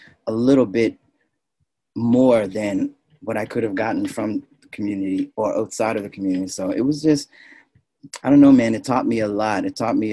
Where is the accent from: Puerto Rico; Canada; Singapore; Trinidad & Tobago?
Canada; North Preston, Nova Scotia; I'm from North Preston, Nova Scotia